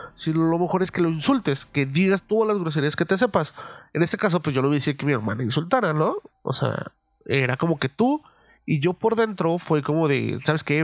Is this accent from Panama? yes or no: no; Mexico City, Mexico; moved away; algo con lo que crecí en la Ciudad de México